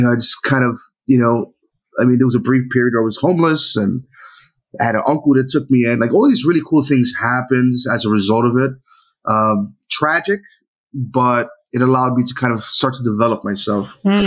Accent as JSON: {"language": "English", "town": "New York City", "region": "New York", "country": "United States", "tie": "born or raised there", "said": "I grew up in New York City, specifically the Lower East Side."}